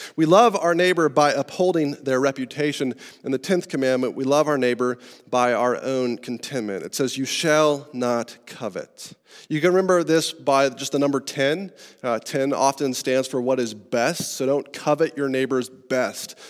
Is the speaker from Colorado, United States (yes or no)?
yes; Estes Park, Colorado, United States; I grew up in Estes Park, Colorado, in the mountains